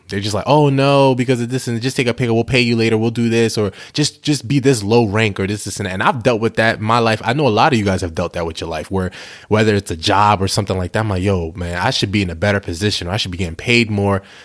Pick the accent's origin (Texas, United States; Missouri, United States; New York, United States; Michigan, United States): New York, United States; moved away as an adult; also born or lived in New Jersey / Delaware; I'm originally from New York, Bronx, New York.